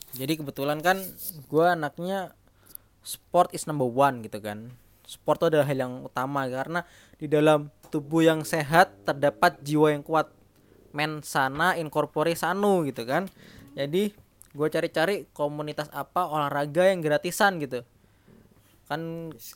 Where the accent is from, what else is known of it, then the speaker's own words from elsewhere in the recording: Jember, East Java, Indonesia; accent: medok (Javanese); moved away; saya dari Jember Jawa Timur